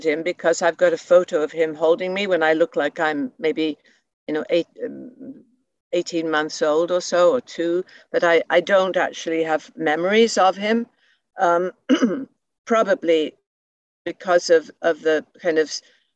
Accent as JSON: {"language": "English", "region": "England", "country": "United Kingdom", "tie": "born or raised there", "also_born_or_lived": "Montreal, Canada / Toronto, Canada", "moved": "as an adult", "lives_now": "Hornby Island, Canada", "said": "I was born in England at the tail end of World War II"}